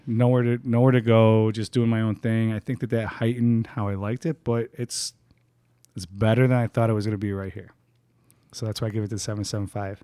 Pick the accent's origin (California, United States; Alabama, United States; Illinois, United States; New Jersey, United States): Illinois, United States; Chicago; We're all from Chicago